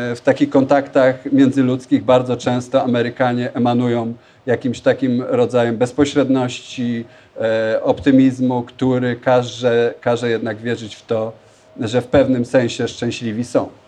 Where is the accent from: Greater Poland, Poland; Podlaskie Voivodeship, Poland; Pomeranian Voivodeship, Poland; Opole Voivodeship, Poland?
Greater Poland, Poland; Leszno; also born or lived in New York, United States; now in Warsaw, Poland; Nie pochodzę z Warszawy, ale jestem, pochodzę z Leszna w Wielkopolsce